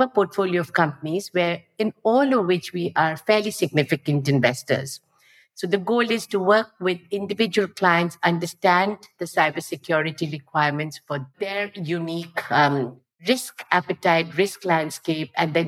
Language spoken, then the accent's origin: English; India; moved away as an adult; now in Singapore; I lived a lot of my life in Singapore, but I grew up in India. So India is still where I spent the first 30 years of my life.